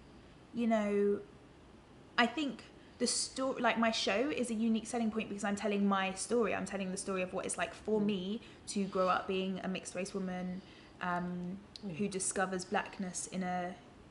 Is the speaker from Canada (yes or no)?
no; London, United Kingdom; I grew up in London